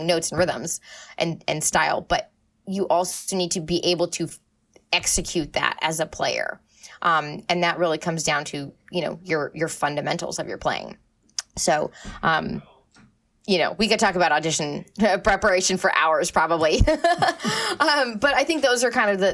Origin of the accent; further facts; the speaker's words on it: Maine, United States; moved away; I'm from Maine. I love Maine. Maine is awesome. Like, it's a beautiful place. I grew up and I was very, very lucky to grow up right on the ocean